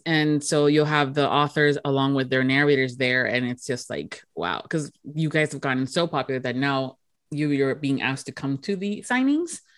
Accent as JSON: {"language": "English", "region": "Florida", "country": "United States", "tie": "born or raised there", "said": "being born and raised here in Florida"}